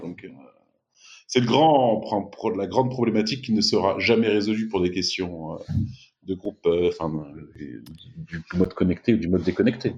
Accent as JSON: {"language": "French", "country": "France", "moved": "as an adult", "lives_now": "Silicon Valley, United States", "said": "quand j'étais en France"}